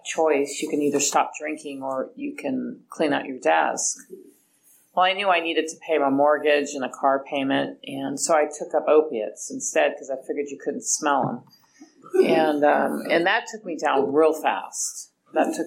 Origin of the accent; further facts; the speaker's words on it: Hayward, California, United States; I was raised in Hayward